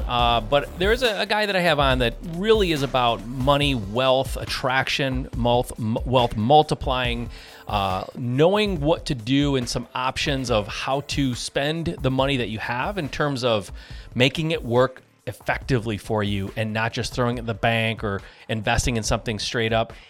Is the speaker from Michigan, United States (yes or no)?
yes; Michigan, United States; I'm from Michigan